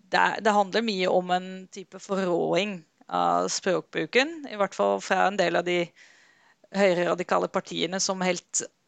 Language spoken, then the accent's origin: Norwegian; Netherlands; now in Norway; Jeg er selv fra Nederland